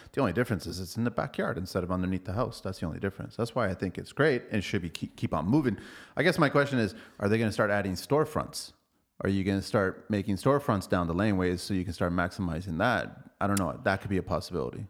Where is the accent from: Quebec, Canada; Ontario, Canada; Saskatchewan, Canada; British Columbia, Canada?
Ontario, Canada; Toronto; I grew up at college in Dufferin, so right behind there, eleven thirteen College Street